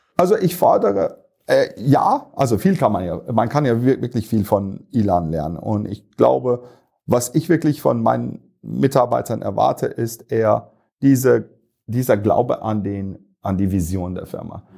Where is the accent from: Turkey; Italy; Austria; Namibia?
Turkey; moved away as an adult; also born or lived in United States; now in Munich, Germany; ich bin gebürtiger Türke, aber irgendwann mal mit 18 hat es mich nach München gebracht